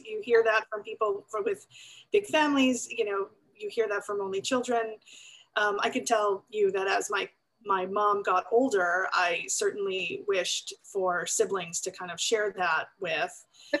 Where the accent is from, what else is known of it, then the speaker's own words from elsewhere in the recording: Valley Stream, New York, United States; accent: New York; I actually grew up in New York on Long Island, as I used to sound, I think, a long, long time ago with my New York accent. And I grew up in Valley Stream, which is on the flight plan of JFK Airport